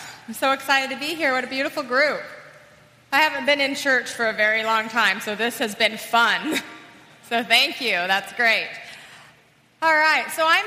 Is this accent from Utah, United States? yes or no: yes; Salt Lake City, Utah, United States; I was raised in Salt Lake City, Utah